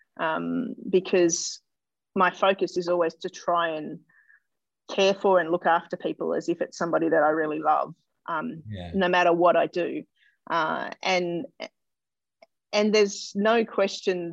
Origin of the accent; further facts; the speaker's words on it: Melbourne, Victoria, Australia; I was born in Melbourne and I grew up in suburban Melbourne, northern suburbs